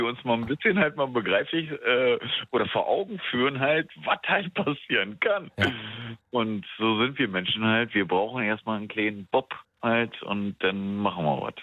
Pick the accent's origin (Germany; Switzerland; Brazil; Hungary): Germany; Brandenburg; also born or lived in Spandau, Berlin; now in Berlin, Germany; ich wohne hier schon seit zehn Jahren, war. ich komme eigentlich vom Land und so weiter, in Brandenburg